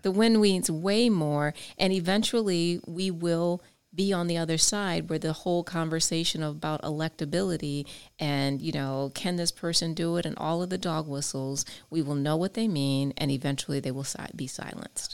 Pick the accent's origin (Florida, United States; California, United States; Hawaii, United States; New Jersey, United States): Florida, United States; I-4 corridor; my hometown, I four corridor